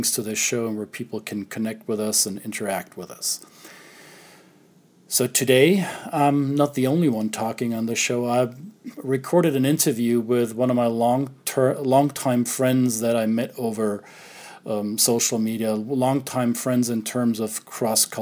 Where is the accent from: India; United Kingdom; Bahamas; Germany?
Germany; moved away; I'm originally from Germany